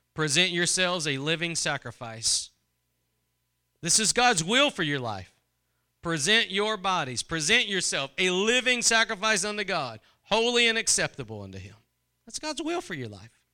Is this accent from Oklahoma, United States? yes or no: no; Texas, United States; I'm from Texas